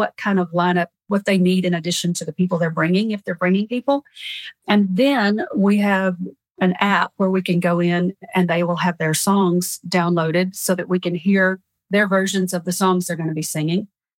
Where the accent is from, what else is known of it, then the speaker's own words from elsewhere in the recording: the South, United States; not growing up in the South. We're very familiar with Greece, but not the country, the kind you cook with.